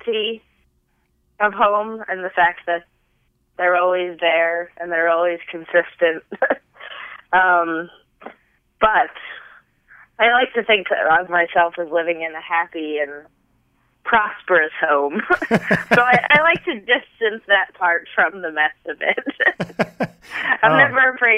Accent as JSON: {"language": "English", "region": "New York", "country": "United States", "said": "I am a New Yorker"}